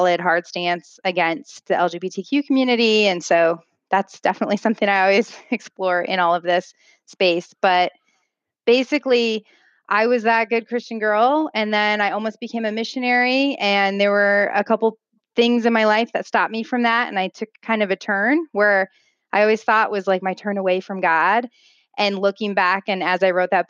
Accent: Midwest, United States; I grew up in the Midwest

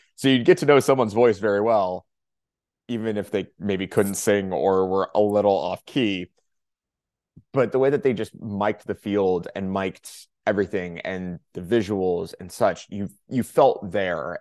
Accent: Southern California, United States; I'm from Southern California

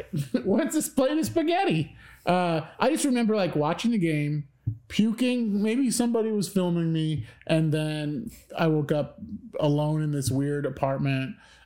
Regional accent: Midwest, United States; so I'm from the Midwest. We're from the Midwest.

